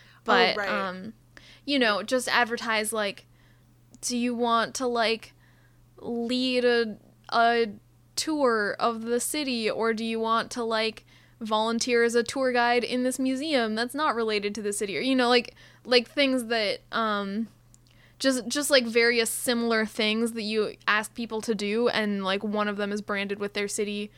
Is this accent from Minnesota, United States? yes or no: yes; Minneapolis, Minnesota, United States; moved away; if I mention that I'm from Prospect Park, people will always assume that it's the one in New York.